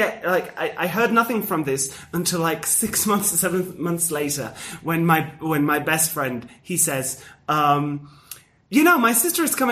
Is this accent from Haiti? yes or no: no; Spain; now in Mexico City, Mexico; Like, the Spaniards